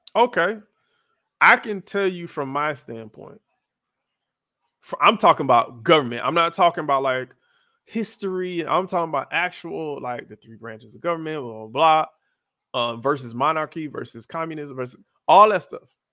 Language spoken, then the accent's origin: English; Florida, United States; I'm from Florida